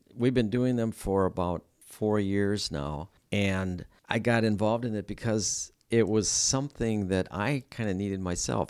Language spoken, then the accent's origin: English; Stevens Point, Wisconsin, United States; moved away as an adult; I'm from Stevens Point